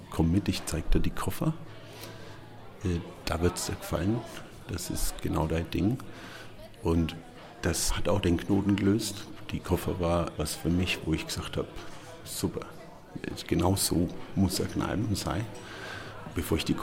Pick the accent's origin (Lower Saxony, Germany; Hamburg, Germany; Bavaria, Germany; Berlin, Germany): Bavaria, Germany; Nuremberg; moved away as an adult; now in Fürth, Germany; Bin viel zu meinen alten Freunden nach Nürnberg